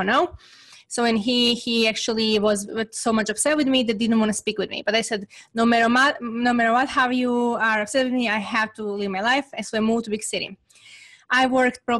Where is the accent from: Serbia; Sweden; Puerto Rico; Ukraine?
Serbia; English is a second language; moved away as an adult; now in United States; growing up in Serbia, it was extremely difficult time